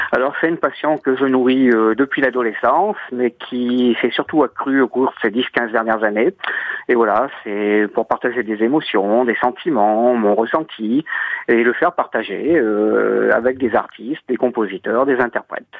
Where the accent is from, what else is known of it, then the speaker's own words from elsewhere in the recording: Puy-de-Dôme, Auvergne-Rhône-Alpes, France; now in Moulins, France; je suis originaire du Puy-de-Dôme, mais j'habite à Moulins dans l'Allier